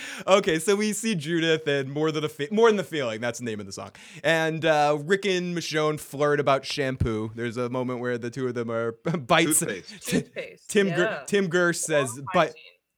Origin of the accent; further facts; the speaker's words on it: Boston, Massachusetts, United States; I'm from Boston